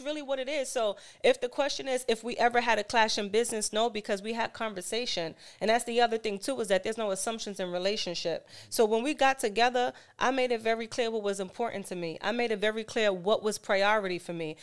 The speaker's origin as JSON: {"language": "English", "town": "New York City", "region": "New York", "country": "United States", "tie": "born or raised there", "said": "I'm from Harlem, born and raised"}